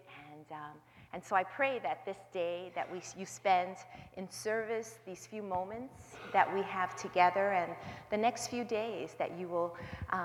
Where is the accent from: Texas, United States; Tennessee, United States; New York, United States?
New York, United States; New York City; I was born and raised in the South Bronx, New York.